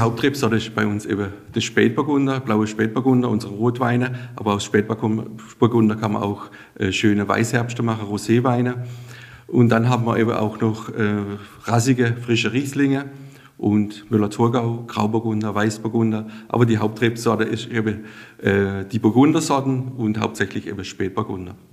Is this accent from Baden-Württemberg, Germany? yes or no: yes; Sasbachwalden, Baden-Württemberg, Germany; Saschbachwalde ist meine Heimat